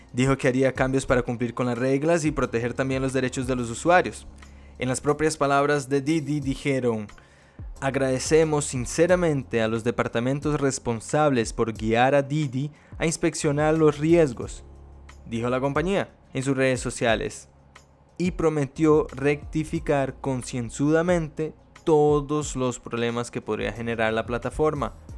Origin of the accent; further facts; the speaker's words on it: Brazil; now in Costa Rica; yo como vengo de Brasil